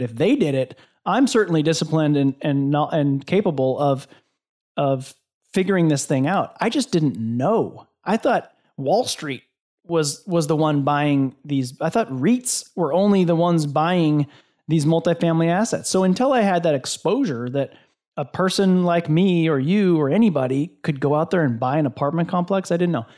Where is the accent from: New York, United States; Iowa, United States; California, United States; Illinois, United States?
Iowa, United States; born or raised there